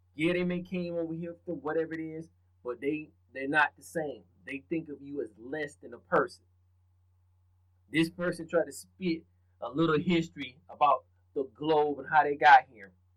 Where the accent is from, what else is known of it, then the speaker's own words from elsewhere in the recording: the South, United States; I'm from the South